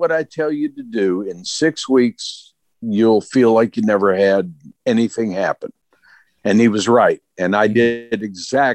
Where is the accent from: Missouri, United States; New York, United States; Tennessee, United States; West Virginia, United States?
West Virginia, United States; Clarksburg; Clarksburg, which is north central, about an hour south of Pittsburgh. And it was, to coin a phrase, it was a wonderful life. I was basically raised by my grandparents